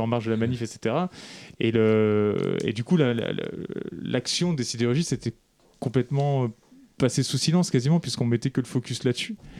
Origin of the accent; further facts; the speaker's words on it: Lorraine, Grand Est, France; je suis originaire de Lorraine